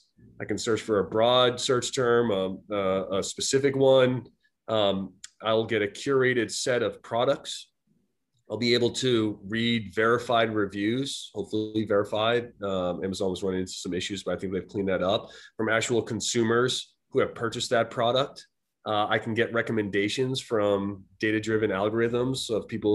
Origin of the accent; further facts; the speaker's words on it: Boston, Massachusetts, United States; moved away as an adult; also born or lived in Silicon Valley, California; I was a student at grad school back in my hometown of Boston.